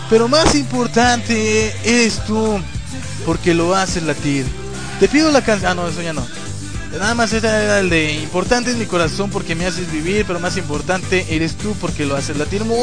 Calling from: León, Guanajuato, Mexico; digo, desde León, Guanajuato

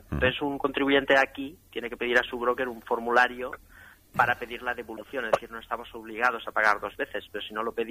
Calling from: Madrid, Community of Madrid, Spain; de Madrid.

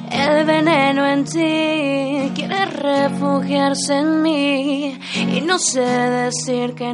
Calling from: Tuxtepec, Oaxaca, Mexico; Desde Tuxtepec, Oaxaca.

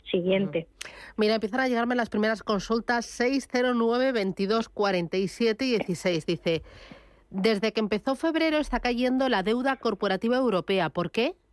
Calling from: Valencia, Valencian Community, Spain; de Valencia.

